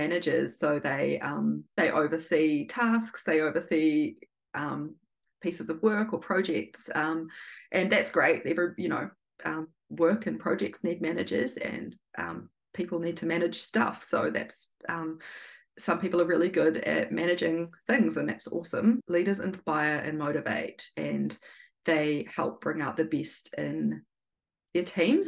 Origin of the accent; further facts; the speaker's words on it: Feilding, Manawatū-Whanganui, New Zealand; Gabrielle and I grew up in Fielding, in rural New Zealand